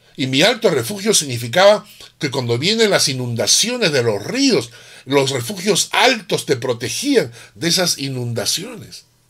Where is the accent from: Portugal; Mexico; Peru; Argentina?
Peru; moved away; nosotros los que venimos del Perú